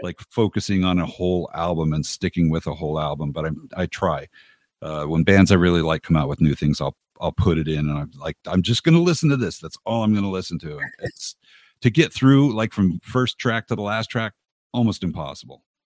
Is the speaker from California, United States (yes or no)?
yes; Los Angeles, California, United States; I grew up in Los Angeles.